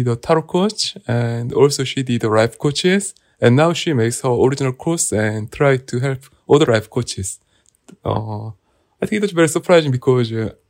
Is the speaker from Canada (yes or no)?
no; South Korea; I'm Korean.